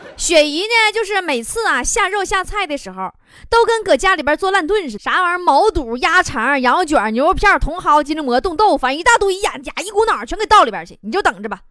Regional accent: Northeast China, China; 这就是俺们东北人的海滨度假模式

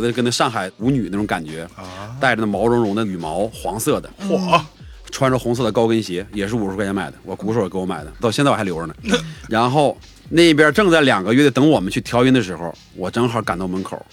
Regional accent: Northeast China, China; moved away as an adult; now in Beijing, China; 我们从东北来的

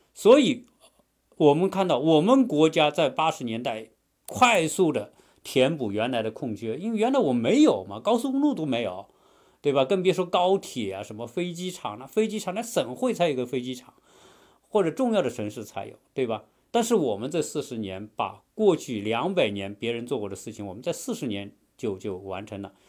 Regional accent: China; moved away as an adult; now in United States; 在我们中国人来看呢

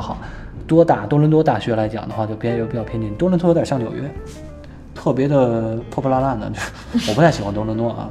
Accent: Beijing, China; also born or lived in France / Canada; 我又是北京人

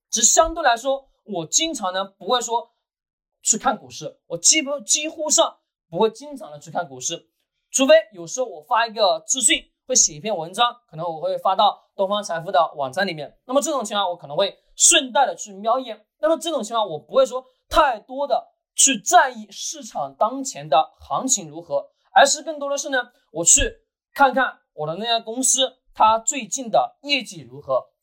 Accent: China; 我们中国人

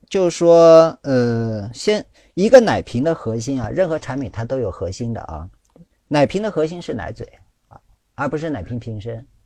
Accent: China; 我们中国人

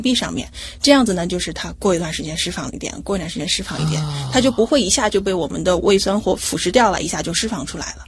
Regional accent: Hefei, Anhui, China; moved away as an adult; 我的老家是安徽省合肥市

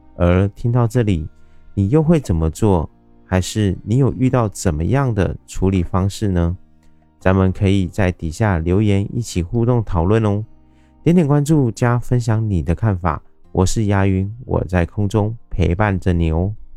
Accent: Taiwan; 我是一位来自台湾喜欢旅行与热爱交朋友的

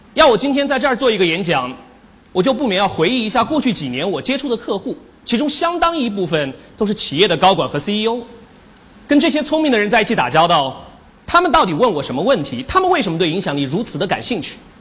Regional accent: China; 我们中国人常说的一句话叫做“隔岸观火”

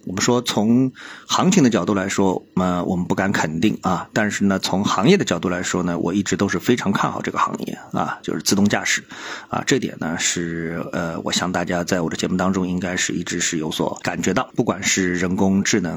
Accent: China; 我们作为中国人

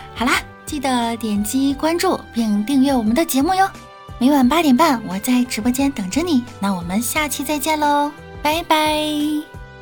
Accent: the North, northern China, China; 身为北方人呢

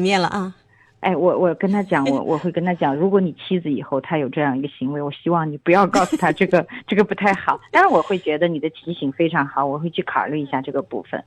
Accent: China; 我们中国人

